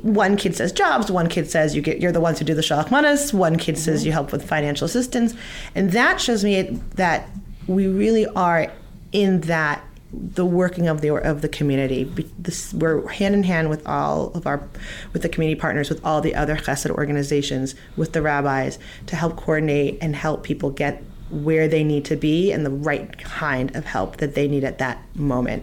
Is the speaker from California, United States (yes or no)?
yes; California, United States; now in Fair Lawn, United States; We're both from California.